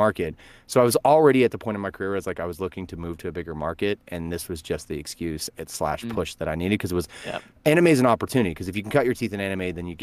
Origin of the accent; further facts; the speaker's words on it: Verdigris, Oklahoma, United States; I'm originally from Vertigris, Oklahoma